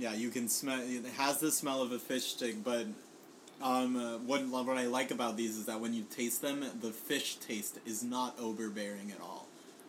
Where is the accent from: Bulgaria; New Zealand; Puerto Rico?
Puerto Rico; moved away